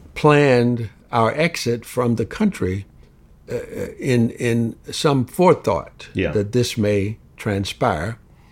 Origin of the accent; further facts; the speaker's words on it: the Jim Crow South, United States; I grew up in the Jim Crow South